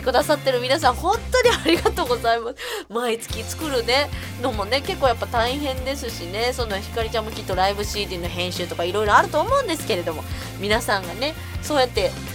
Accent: Osaka, Japan; 大阪人やからさ

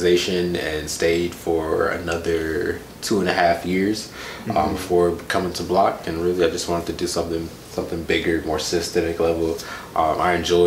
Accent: Milwaukee, Wisconsin, United States; All over the north side. Like, my earliest memories are in, it's called the Franklin Heights neighborhood, 53206.

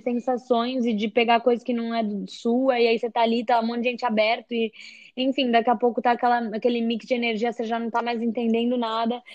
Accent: São Paulo, Brazil; moved away as an adult; now in Hawaii, United States; eu sou de São Paulo, do Brasil, mas já faz dois anos que eu moro aqui no Havaí.

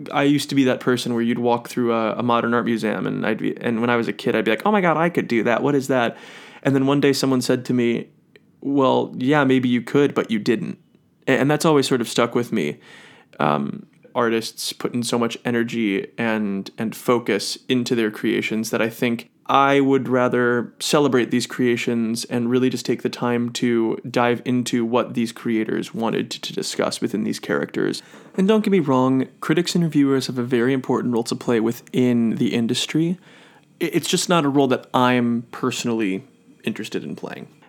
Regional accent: Cleveland, Ohio, United States; now in New York City, United States; I'm originally from Cleveland, Ohio.

